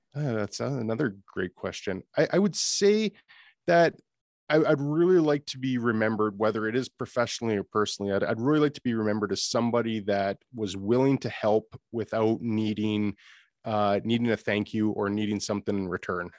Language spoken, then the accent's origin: English; Canada; accent: Canadian; being Canadian is that we are a community